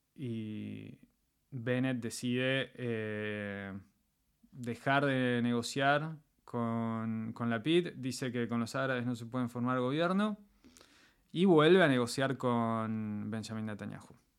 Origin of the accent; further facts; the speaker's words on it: Argentina; moved away as an adult; also born or lived in Israel; now in Poland; soy, soy argentino. O sea, nací en Argentina, me creé hasta los veintipico de años en, Argentina